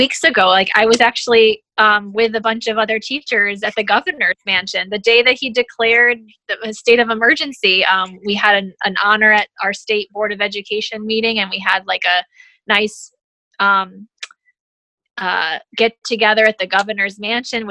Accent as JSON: {"language": "English", "region": "upstate New York", "country": "United States", "tie": "born or raised there", "moved": "as an adult", "lives_now": "Metairie, United States", "said": "I'm originally actually from upstate New York. So I was born and raised in upstate New York."}